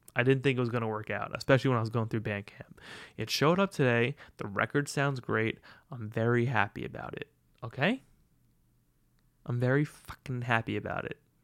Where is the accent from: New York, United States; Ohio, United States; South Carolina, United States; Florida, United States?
New York, United States; Long Island; now in Brooklyn, United States; I'm a Long Island boy.